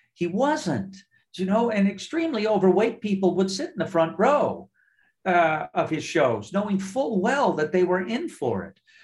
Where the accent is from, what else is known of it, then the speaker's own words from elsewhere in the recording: Nova Scotia, Canada; I'm just up the ocean from you, where I was raised in Nova Scotia.